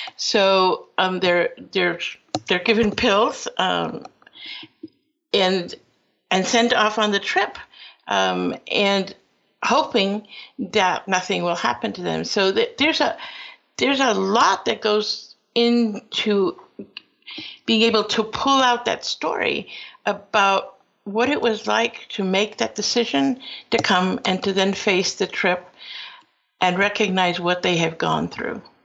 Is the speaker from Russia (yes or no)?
no; Peru; now in United States; I am from Peru, uh, but my father was invited to this country and uh, went to school at Cornell, and returned to Peru, where I was born, and then later on decided to come back to the United States